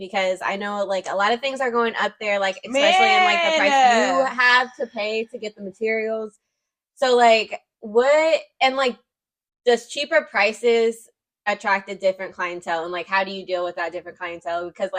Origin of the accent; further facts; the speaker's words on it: Fort Wayne, Indiana, United States; I grew up here, and it's like, I was really, like, in a weird position growing up here, because I spent most of, like, my preschool time, like, in Indianapolis